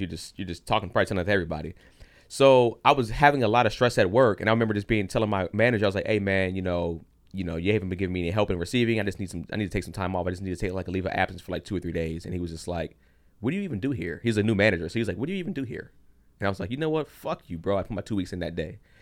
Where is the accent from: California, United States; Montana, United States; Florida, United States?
California, United States; San Fernando Valley; I grew up in the valley